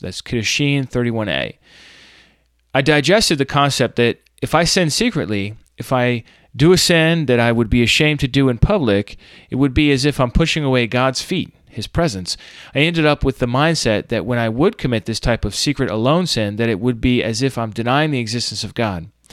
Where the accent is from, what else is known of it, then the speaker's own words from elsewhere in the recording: United States; accent: Yankee; my Yankee accent